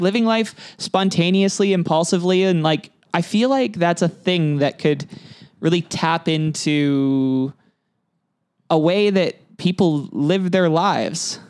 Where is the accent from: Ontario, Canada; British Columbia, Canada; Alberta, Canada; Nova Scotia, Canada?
British Columbia, Canada; Kelowna; I had a little home trip to Kelowna